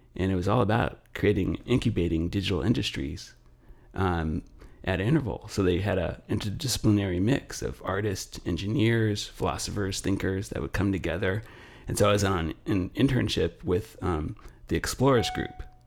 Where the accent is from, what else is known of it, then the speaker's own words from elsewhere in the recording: Los Angeles, California, United States; I grew up in Los Angeles